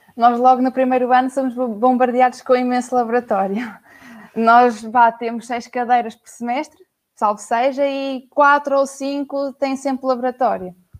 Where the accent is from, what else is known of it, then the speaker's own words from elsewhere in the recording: Aveiro, Centro, Portugal; Sou da Aveiro